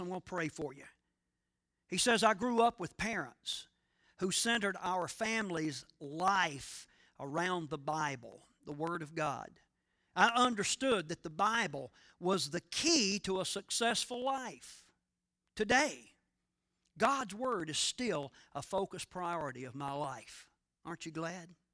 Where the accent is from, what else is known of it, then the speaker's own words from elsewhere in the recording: North Carolina, United States; I grew up in the Satsapahal Evangelical Friends Church on the outskirts of Satsapahal, North Carolina